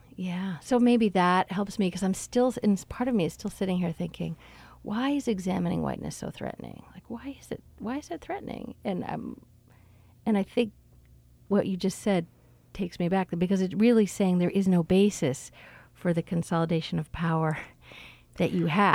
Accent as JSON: {"language": "English", "country": "Canada", "moved": "yes", "lives_now": "United States", "said": "as a Canadian here"}